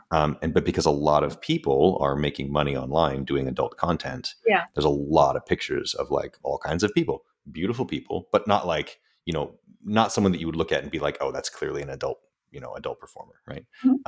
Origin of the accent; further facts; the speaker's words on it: Scotland, United Kingdom; now in San Francisco, United States; I'm a Scot. I'm in San Francisco.